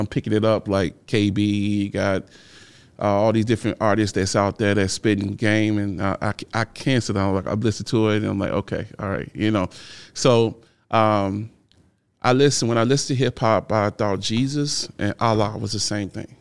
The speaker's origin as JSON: {"language": "English", "town": "Chicago", "region": "Illinois", "country": "United States", "tie": "born or raised there", "said": "I grew up in Chicago. So in, in thirty-fifth and Federal"}